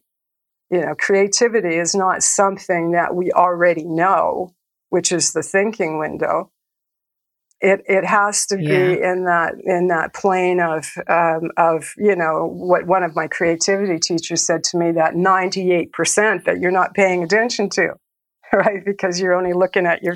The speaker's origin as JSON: {"language": "English", "town": "Calgary", "region": "Alberta", "country": "Canada", "tie": "born or raised there", "said": "I grew up in a city called Calgary"}